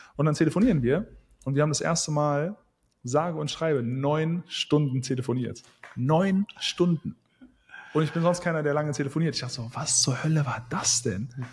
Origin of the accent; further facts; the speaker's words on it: Wuppertal, North Rhine-Westphalia, Germany; now in Thailand; ich komme aus Wuppertal